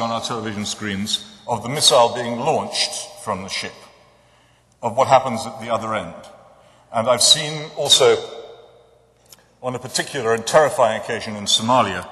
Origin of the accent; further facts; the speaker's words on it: England, United Kingdom; the religion that I grew up with in England was not what you might think